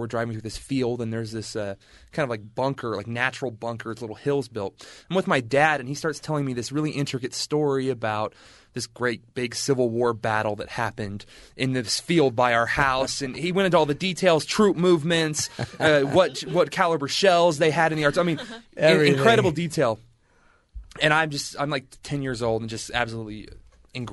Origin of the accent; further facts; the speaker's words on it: the South, United States; moved away; I'm originally from the South. I grew up in the South.